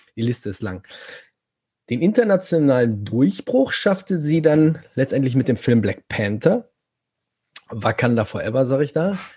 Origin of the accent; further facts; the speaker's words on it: North Rhine-Westphalia, Germany; ich komme ja aus Nordrhein-Westfalen